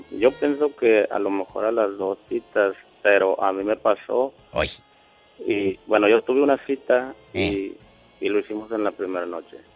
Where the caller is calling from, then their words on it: Piedras Negras, Coahuila, Mexico; Y acá Piedras Negras, Coahuila.